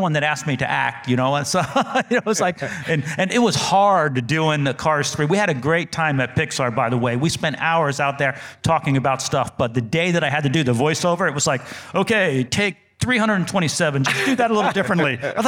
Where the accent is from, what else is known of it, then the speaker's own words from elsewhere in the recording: New Jersey, United States; born there; accent: New Jersey; I was born in New Jersey. I've been in North Carolina over 30 years, so I've kind of lost the New Jersey accent, but I had to go back to my New Jersey accent